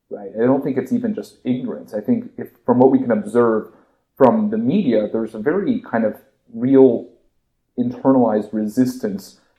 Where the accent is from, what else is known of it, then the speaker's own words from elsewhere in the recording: Bay Area, California, United States; also born or lived in China; now in Los Angeles, United States; so I'm calling from the West Coast, LA. Um, I'm a native of Bay Area, but I went to school um, on the West Coast and then worked in China for a little bit after college before going to law school.